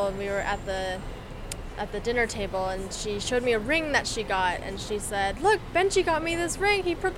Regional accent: Toronto, Ontario, Canada; I grew up in Toronto, and in kindergarten, I had a crush on this one kid.

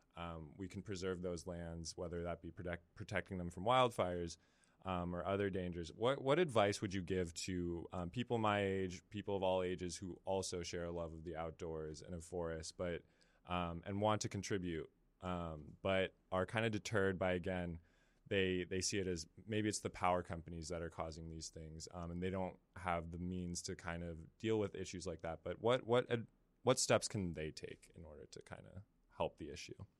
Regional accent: San Francisco Bay Area, California, United States; I'm from the Bay Area

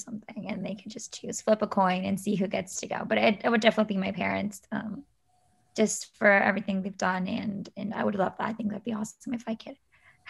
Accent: Shawnee, Kansas, United States; I am a corporate accounting and finance major. I'm from Shawnee, Kansas, and a senior.

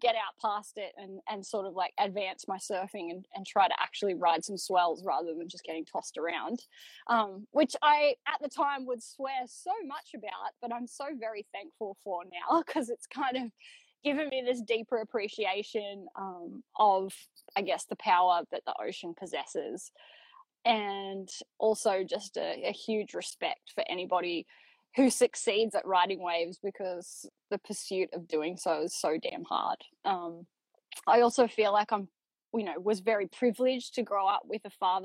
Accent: Newcastle, New South Wales, Australia; moved away as an adult; also born or lived in Victoria's Surf Coast; now in Torquay, Australia; I grew up in Newcastle, but I moved here probably almost a decade ago now.

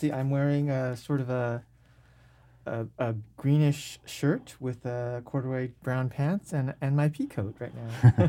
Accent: Seattle, Washington, United States; I grew up in North Seattle, went to Nathan Hale High School, and my sister, who's a year older than I am, actually started doing theater when she was a freshman in high school.

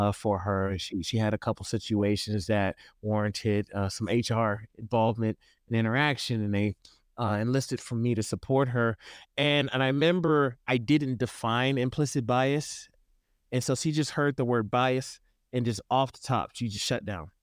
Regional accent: Houston, Texas, United States; now in Idaho, United States; I grew up in the South originally, I'm from Houston

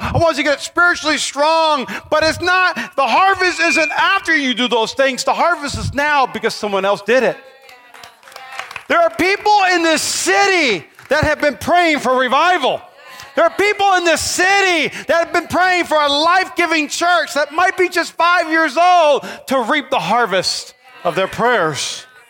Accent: North Dakota, United States; now in Nevada, United States; I'm from North Dakota

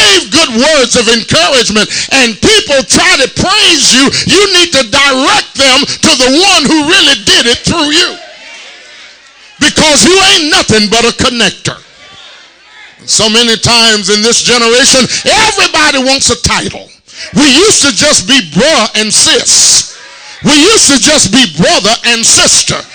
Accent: Tuscaloosa, Alabama, United States; I'm from Tuscaloosa, Alabama

